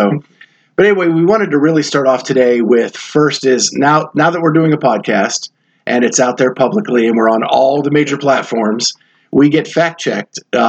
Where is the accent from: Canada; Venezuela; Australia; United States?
United States; Pennsylvania; now in Chicago, United States; where I grew up in Pennsylvania